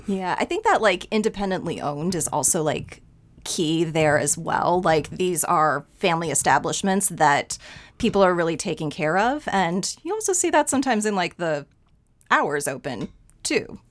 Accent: Dixon, Illinois, United States; I grew up in Dixon, about two hours west of Chicago

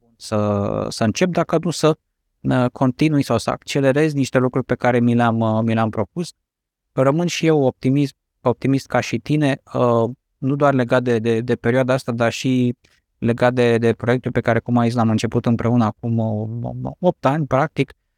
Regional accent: Romania; noi ca și români

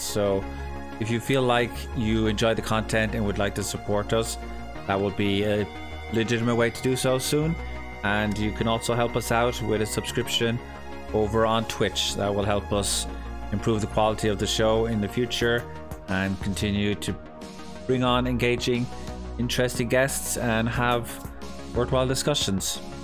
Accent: Cork, Munster, Ireland; accent: southern Irish; here in the south of Cork. We tend to have, or south of Ireland, we tend to have a more understandable accent

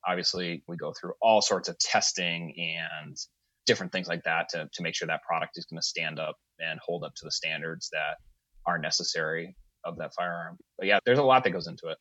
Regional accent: Springfield, Massachusetts, United States; also born or lived in North Carolina; I'm from just outside of Springfield, Mass

